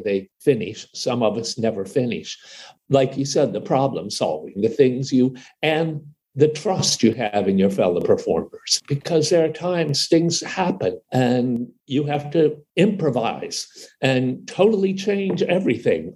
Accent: Ohio, United States; I grew up in farmland, Ohio.

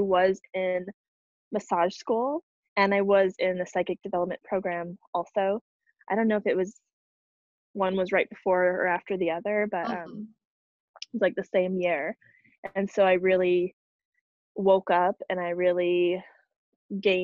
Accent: New Mexico, United States; moved away; I grew up in New Mexico. And I moved back

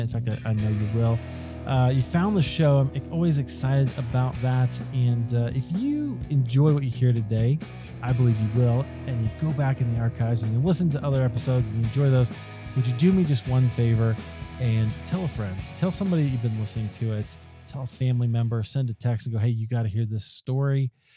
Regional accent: Iowa, United States; I grew up in Iowa

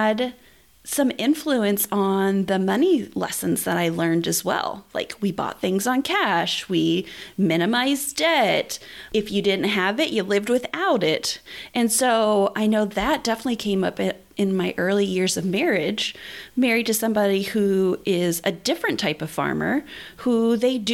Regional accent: southern Indiana, United States; I grew up in southern Indiana

